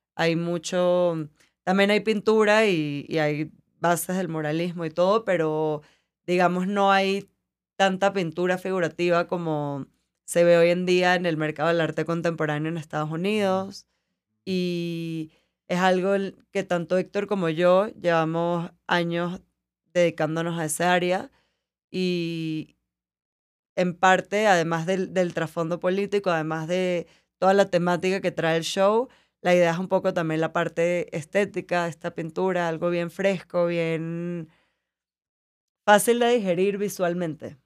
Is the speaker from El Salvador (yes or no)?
no; Venezuela; moved away as an adult; also born or lived in New York; yo llevo 12 años que me fui de Venezuela